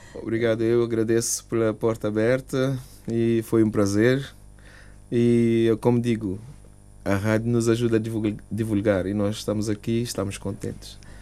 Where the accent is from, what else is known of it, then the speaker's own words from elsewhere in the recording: Cape Verde; now in Luxembourg; manter na cultura da minha terra